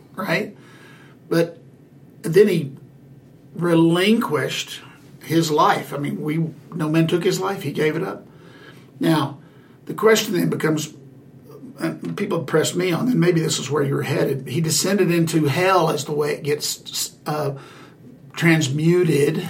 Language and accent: English; the South, United States; Growing up in the South, growing up in in the uh, the gospel being taught around the heaven and hell dichotomy